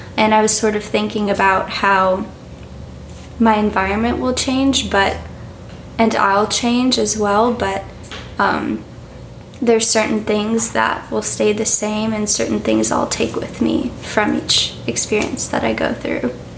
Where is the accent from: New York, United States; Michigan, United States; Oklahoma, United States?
New York, United States; New York City; I'm 17 years old and I'm from New York City.